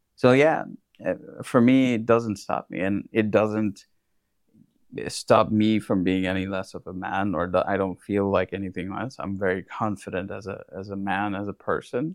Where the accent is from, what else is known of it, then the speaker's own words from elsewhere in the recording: India; moved away; I come from India